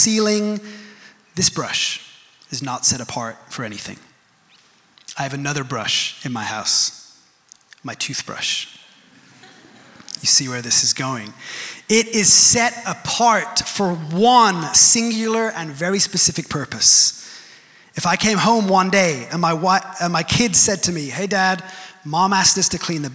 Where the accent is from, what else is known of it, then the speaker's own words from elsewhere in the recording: United Kingdom; I'm British